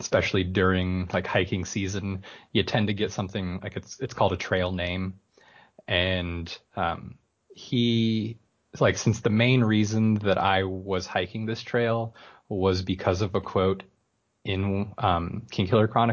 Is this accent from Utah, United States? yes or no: no; Washington, United States; I live in Washington, or I'm from Washington